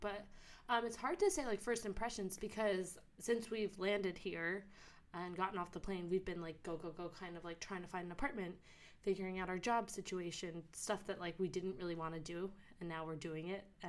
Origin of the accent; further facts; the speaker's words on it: New York City, New York, United States; moved away as an adult; now in Melbourne, Australia; We're two girls from New York City